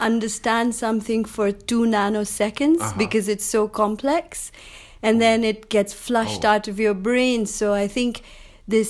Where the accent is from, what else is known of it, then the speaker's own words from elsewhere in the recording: Pakistan; moved away as an adult; now in Montreal, Canada; I'm from Pakistan, and I've been in Montreal now in the last 20 years